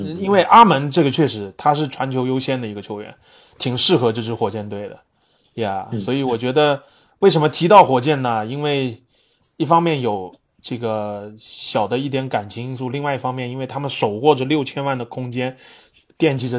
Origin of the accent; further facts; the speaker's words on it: Canada; 我们加拿大人啊，是这个我也是